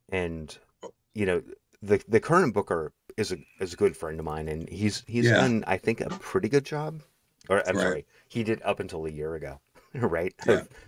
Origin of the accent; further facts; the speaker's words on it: Edmonds, Washington, United States; also born or lived in Wallace, Idaho; So I used to I grew up in Edmonds and actually I live here now.